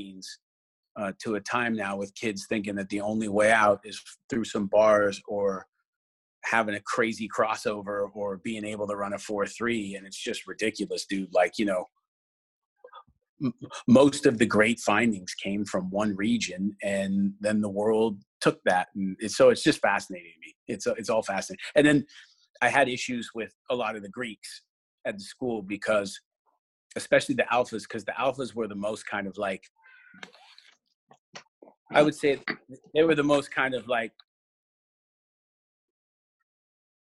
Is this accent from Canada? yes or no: yes; Canada; moved away; I'm Canadian as well